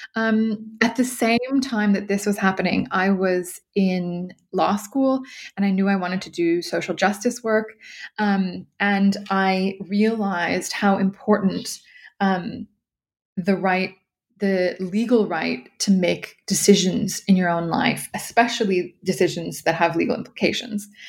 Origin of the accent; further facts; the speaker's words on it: California, United States; moved away as an adult; also born or lived in New York / Brussels / Ireland; I am originally from California